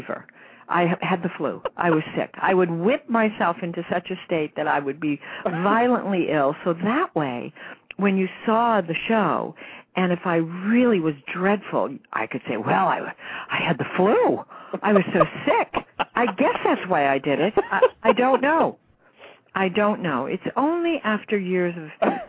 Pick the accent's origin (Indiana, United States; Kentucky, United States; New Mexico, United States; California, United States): California, United States; Long Beach; I was born in Long Beach, California. I grew up in a very modest home.